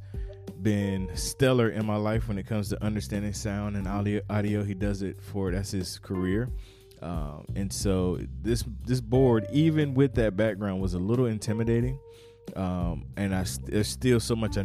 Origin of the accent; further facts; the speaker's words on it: North Carolina, United States; moved away as an adult; also born or lived in Fayetteville, North Carolina; I moved from South Carolina to North Carolina, back home, home state.